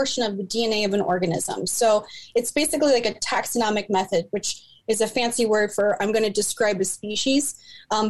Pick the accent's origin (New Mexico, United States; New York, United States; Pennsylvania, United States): Pennsylvania, United States; Delco; I grew up in Delco and you don't play in the Darby Creek